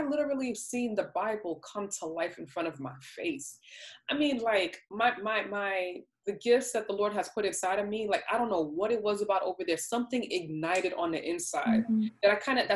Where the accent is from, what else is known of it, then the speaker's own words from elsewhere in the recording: New York, United States; moved away as an adult; also born or lived in the Southern United States; I'm from New York, you know, I was born and raised in New York and stuff like that. But I grew up as an adult in the South